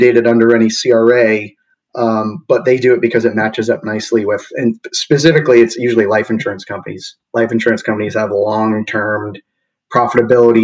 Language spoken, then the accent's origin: English; Massachusetts, United States; moved away as an adult; also born or lived in Midwest; now in Oakland, United States; I grew up in the East Coast, Massachusetts, and made my way slowly west.